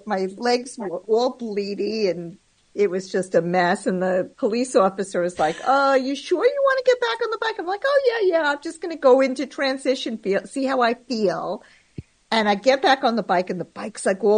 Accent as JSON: {"language": "English", "town": "Merrick", "region": "New York", "country": "United States", "tie": "born or raised there", "said": "I grew up on Long Island"}